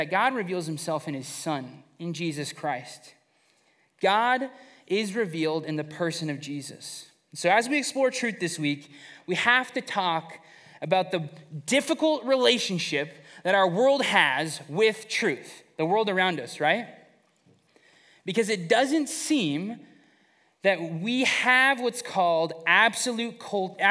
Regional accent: Fresno, California, United States; Growing up in Fresno

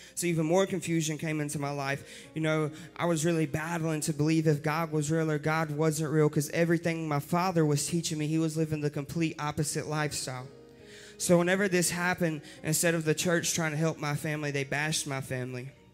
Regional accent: Rockingham, North Carolina, United States; I was born and raised in Rockingham, North Carolina

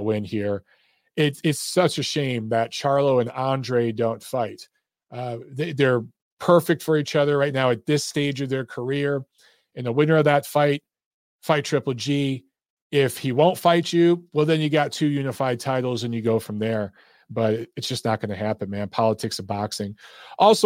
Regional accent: Detroit, Michigan, United States; also born or lived in Los Angeles; now in Atlanta, United States; I grew up in Detroit

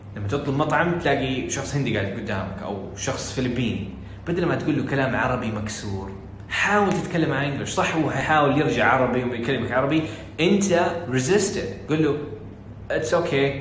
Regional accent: Saudi Arabia; وانا ما طلعت من السعوديه ولا في السعوديه وفي ثالثه ثانوي

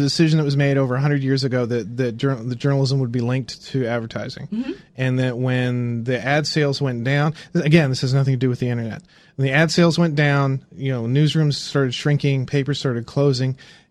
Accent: Indiana, United States; I grew up in Indiana

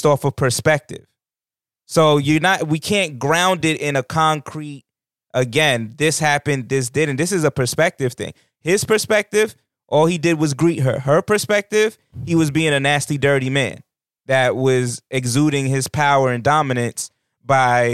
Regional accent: New York, United States; As a New Yorker

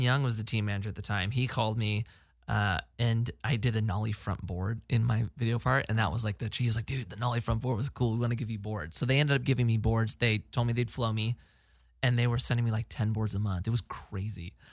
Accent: Placerita, California, United States; also born or lived in Newbury Park; so I grew up in Placeagora

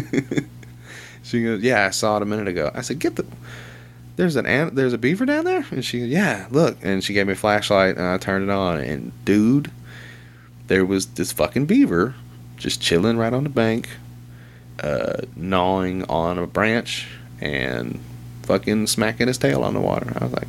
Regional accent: Little Rock, Arkansas, United States; I'm from Little Rock

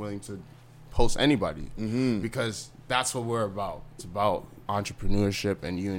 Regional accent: Canada; We grew up in Canada.

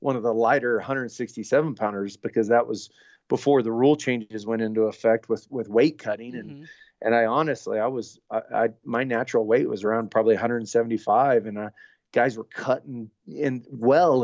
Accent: Newkirk, Oklahoma, United States; my hometown was probably, about 1,200 to 1,500 people

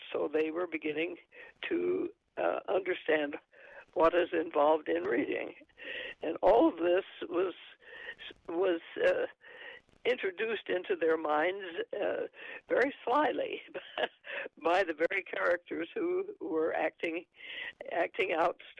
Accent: New Mexico, United States; moved away; also born or lived in Arkansas; I'm from New Mexico originally. And, of course, we have a lot of brown people in New Mexico. And I went to school with them.

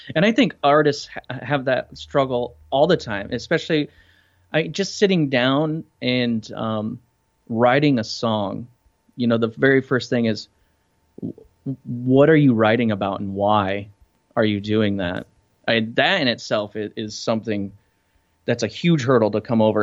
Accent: Iowa, United States; moved away as an adult; also born or lived in Denver; now in Fort Lauderdale, United States; I grew up in Iowa

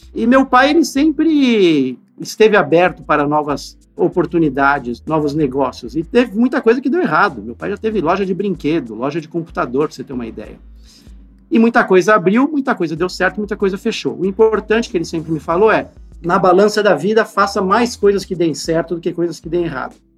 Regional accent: São Paulo, Brazil; eu, inclusive, nasci na Santa Casa de São Paulo

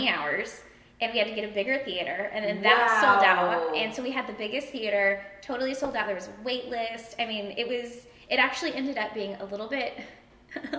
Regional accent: Broken Arrow, Oklahoma, United States; also born or lived in Austin, Texas / New York; now in Corpus Christi, United States; I grew up in Oklahoma for the majority of my childhood

